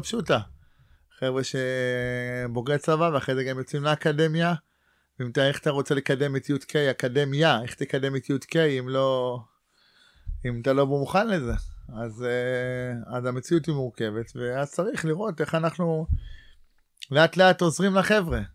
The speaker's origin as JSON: {"language": "Hebrew", "town": "Ra'anana", "region": "Central District", "country": "Israel", "tie": "born or raised there", "also_born_or_lived": "Neve, Gaza envelope / Atzmona", "moved": "as an adult", "said": "ואני גדלתי ברעננה"}